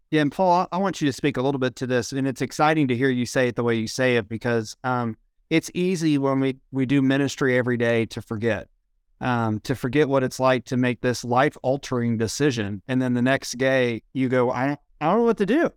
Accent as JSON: {"language": "English", "region": "Ohio", "country": "United States", "moved": "yes", "said": "I'm from Ohio originally"}